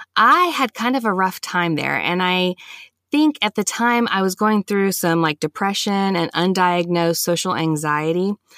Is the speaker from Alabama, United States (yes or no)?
yes; Huntsville, Alabama, United States; I was born and raised here in Huntsville, Alabama